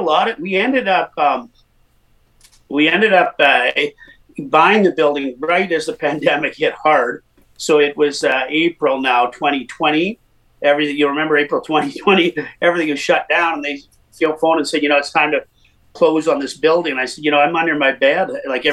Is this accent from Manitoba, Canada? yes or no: yes; Winnipeg, Manitoba, Canada; moved away as an adult; also born or lived in Calgary; I was actually born and raised in Winnipeg